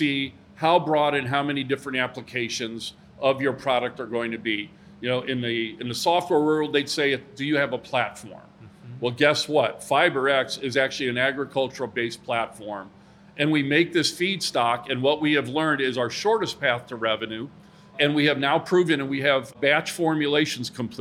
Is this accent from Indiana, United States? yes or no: yes; Hammond, Indiana, United States; my hometown of Hammond